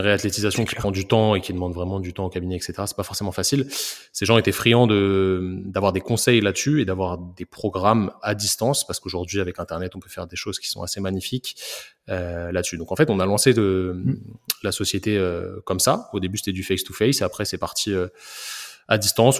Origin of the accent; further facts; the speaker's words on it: Paris, Île-de-France, France; moved away as an adult; now in Rennes, France; je viens de Paris. Je suis un, je suis un petit banlieusard qui a fait. qui a fait ses études de kiné à Rennes